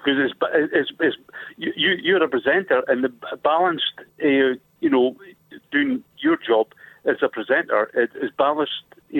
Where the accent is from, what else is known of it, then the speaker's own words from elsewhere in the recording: Scotland, United Kingdom; also born or lived in London; now in Durham, United Kingdom; I'm Scottish, but I live in Durham, but I, you know, lived down there for years